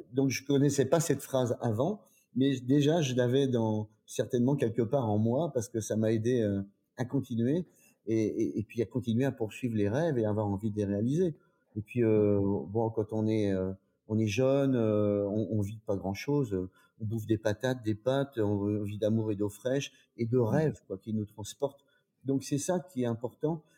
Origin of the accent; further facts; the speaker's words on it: Troyes, Grand Est, France; je suis d'origine de Troyes, en Champagne.